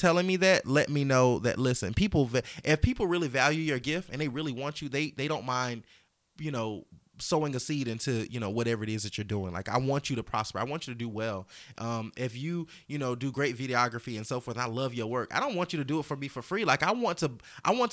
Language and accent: English; the South, United States; I'm from the South